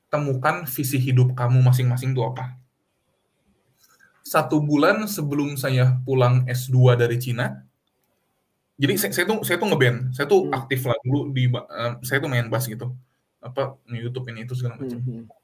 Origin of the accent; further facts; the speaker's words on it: West Java, Indonesia; now in Netherlands; Jadi kalau di Indonesia mah saya orang Sunda, saya bisa bahasa Indonesia, saya bisa bahasa Sunda gitu.